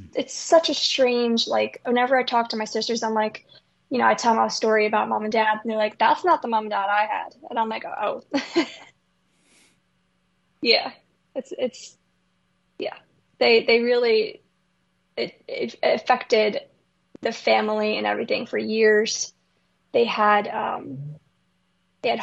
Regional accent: Port Jefferson, New York, United States; also born or lived in Miller Place, New York; we moved from Miller Place to Port Jefferson, New York

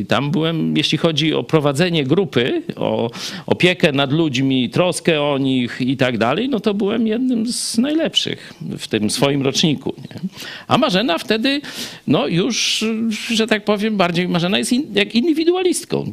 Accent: Kraśnik, Lublin Voivodeship, Poland; ja przyniosłem się z ojcem do tak zwanego Kraśnika Starego na ulicę Kościuszki

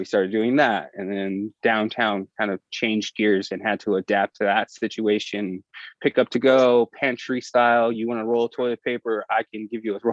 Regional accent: Oxnard, California, United States; moved away as an adult; also born or lived in Santa Barbara / New York; now in Los Angeles, United States; there's not a bunch of restaurants in Oxnard where I grew up

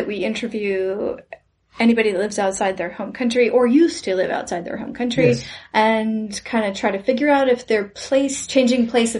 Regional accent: California, United States; I'm from California. I grew up in Southern California.

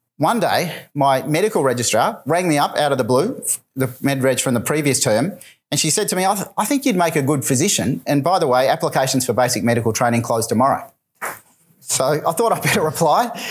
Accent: Melbourne, Victoria, Australia; my hometown of Melbourne

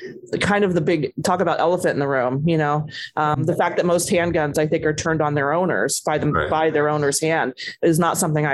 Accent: Ohio, United States; moved away; when I grew up in Ohio

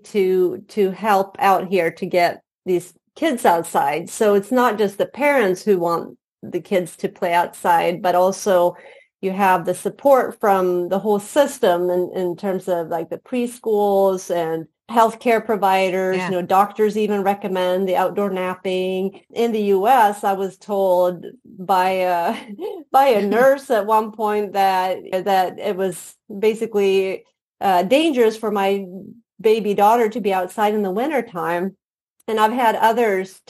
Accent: Sweden; moved away as an adult; also born or lived in Indiana, United States; I was born and raised in Sweden

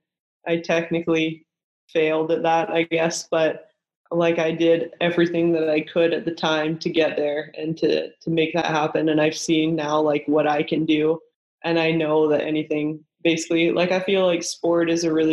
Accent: Kelowna, British Columbia, Canada; moved away as an adult; I was from Kelowna, BC, where not a lot of volleyball products come out of at the time

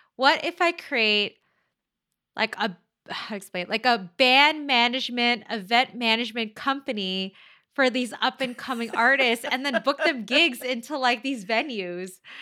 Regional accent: Manila, Metro Manila, Philippines; moved away; I am Chinese ethnically, but I'm, I'm from the Philippines, right? So I'm, I'm born in the Philippines, in Manila

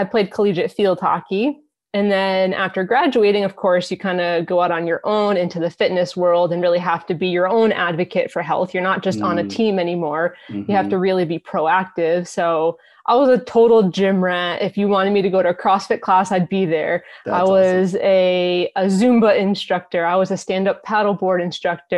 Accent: Massachusetts, United States; I am from Massachusetts

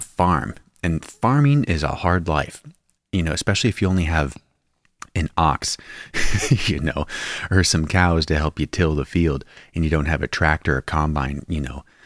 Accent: Spokane Valley, Washington, United States; where I grew up in the Spokane Valley in Washington State

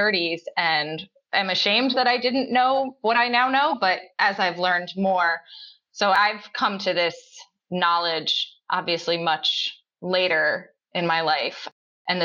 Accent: Connecticut, United States; I'm from Connecticut, small town, somewhat rural Connecticut, very predominantly white small town. And I left Connecticut for college and ended up back a little further from where I grew up, but I'm in Fairfield County, Connecticut now

